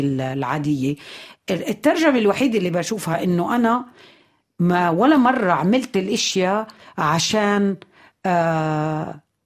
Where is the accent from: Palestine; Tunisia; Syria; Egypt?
Palestine; عندنا بفلسطين